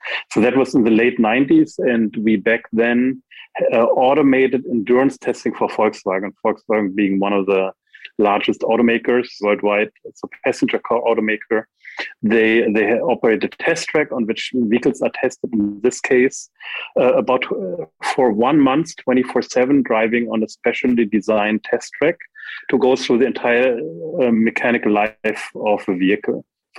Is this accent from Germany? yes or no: yes; Germany; also born or lived in United States; So after growing up in Germany and in the US, I did a PhD